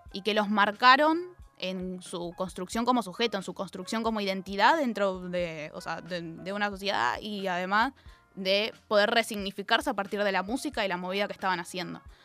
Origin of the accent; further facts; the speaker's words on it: Zona Sur, Buenos Aires Province, Argentina; soy de Zona Sur. Entonces, cada vez que me vengo a Capital tengo dos horitas